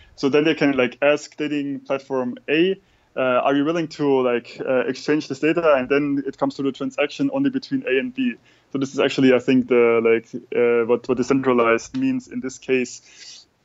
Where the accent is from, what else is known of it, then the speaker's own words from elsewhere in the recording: Germany; we German people